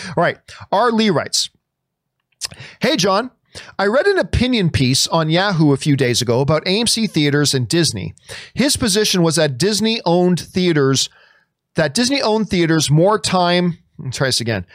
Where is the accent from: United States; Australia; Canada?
Canada; I'm Canadian